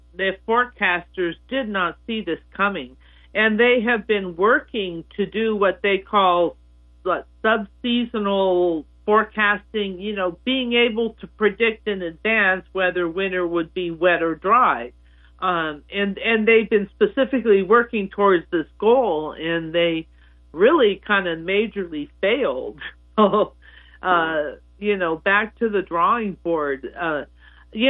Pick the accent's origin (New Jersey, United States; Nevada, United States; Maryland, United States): Nevada, United States; Reno; moved away; also born or lived in Southern California; I grew up in Reno, which is on the eastern side of the Sierra Nevada